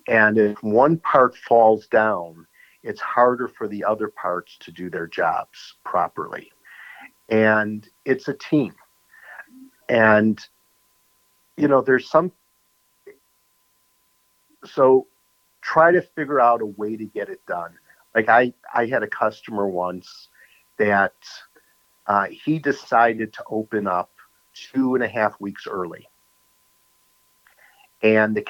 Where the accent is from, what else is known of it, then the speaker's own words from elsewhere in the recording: New York City, New York, United States; also born or lived in Arizona; now in Wisconsin, United States; From New York City